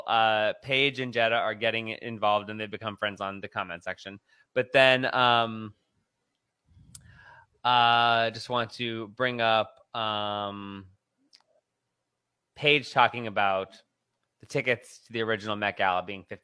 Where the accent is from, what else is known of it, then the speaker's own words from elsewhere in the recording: Pocono area, Pennsylvania, United States; moved away; Pocono, which is from my hometown. I spent a lot of time at Pocono Raceway